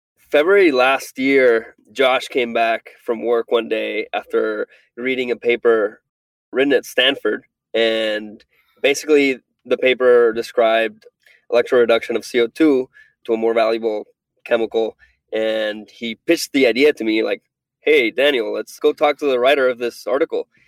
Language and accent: English; Venezuela; moved away; I'm from Venezuela